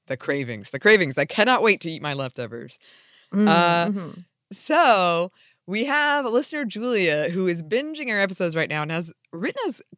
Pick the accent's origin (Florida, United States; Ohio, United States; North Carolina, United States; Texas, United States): Florida, United States; Growing up in Florida, my earliest memories of the spicy speckles came from eating fried clam strips dipped in adult ketchup, aka cocktail sauce.